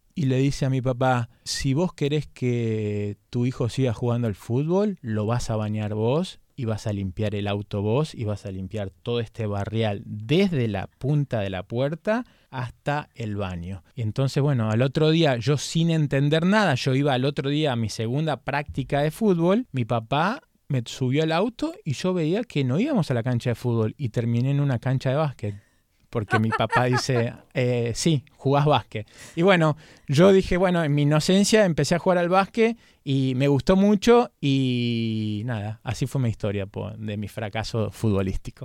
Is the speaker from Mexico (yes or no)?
no; Argentina; moved away as an adult; now in United States; como un argentino